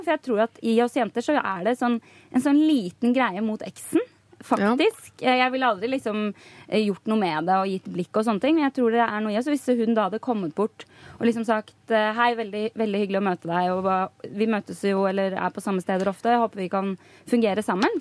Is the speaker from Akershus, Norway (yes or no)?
yes; Rælingen, Akershus, Norway; moved away; familien hjemme i Rælingen